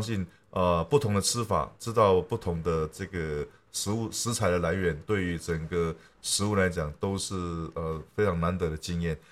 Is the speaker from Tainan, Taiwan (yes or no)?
no; Taitung County, Taiwan; 我是台东人